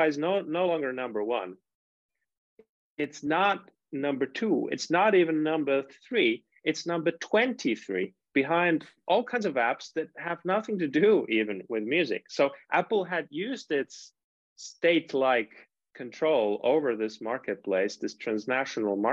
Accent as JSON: {"language": "English", "country": "Finland", "moved": "yes", "said": "I'm from Finland originally"}